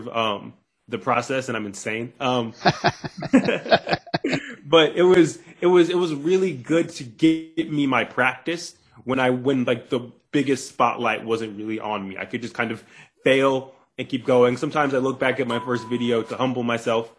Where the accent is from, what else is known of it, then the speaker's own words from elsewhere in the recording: Cleveland, Ohio, United States; moved away as an adult; also born or lived in the South; I'm originally from Cleveland, Ohio, 216. And, I moved down to the South when I was about 19